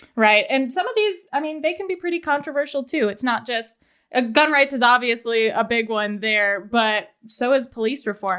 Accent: Layton, Utah, United States; I am also from Layton

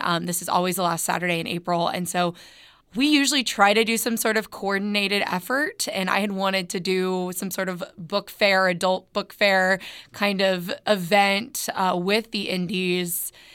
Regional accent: Northwest Arkansas, United States; I am born and raised in Northwest Arkansas

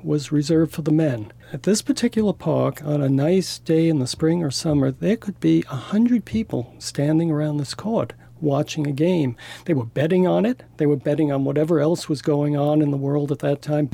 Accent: New York City, New York, United States; moved away; also born or lived in Saint George, Utah; I did grow up in Brooklyn

